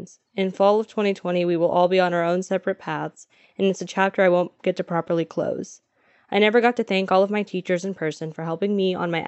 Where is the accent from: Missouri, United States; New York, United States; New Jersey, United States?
Missouri, United States; Lee's Summit; I'm from Lee's Summit, Missouri.